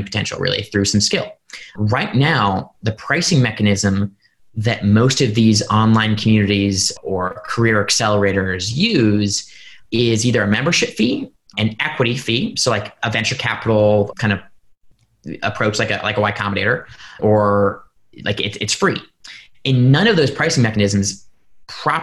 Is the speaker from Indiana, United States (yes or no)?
yes; Indiana, United States; Purdue University in my home state of Indiana